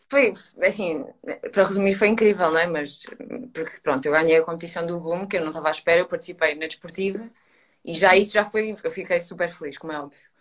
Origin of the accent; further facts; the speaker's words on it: Coimbra, Centro, Portugal; now in Lisbon, Portugal; eu estou em Lisboa e eu sou de Coimbra, ou seja, não estou com a minha família